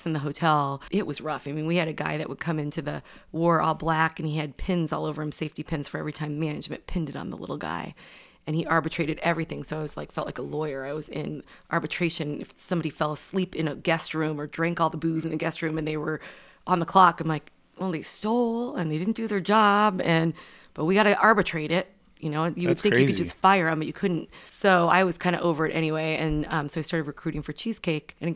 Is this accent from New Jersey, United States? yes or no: no; California, United States; moved away as an adult; now in Chicago, United States; I grew up in California and spent most of my life there